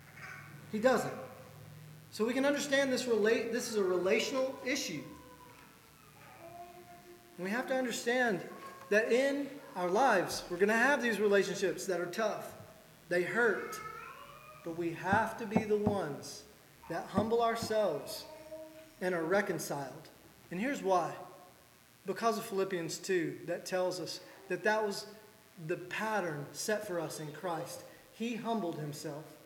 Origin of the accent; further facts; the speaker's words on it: the South, United States; as a Southerner